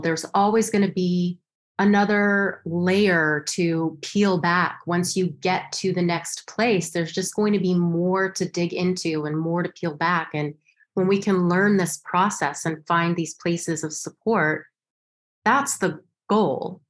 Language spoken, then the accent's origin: English; Los Alamos, New Mexico, United States; moved away as an adult; now in New York, United States; I grew up in Los Alamos, New Mexico